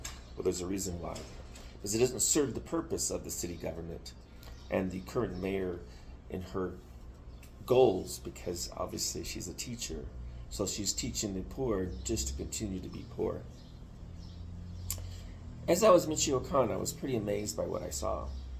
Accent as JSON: {"language": "English", "country": "Mexico", "tie": "born or raised there", "lives_now": "United States", "said": "What to do about it as a dual citizen Mexican who cares about Mexico? Because when I grew up in Mexico, when I was very young, when I used to come here from the States, I saw Mexico change over the last 40 years"}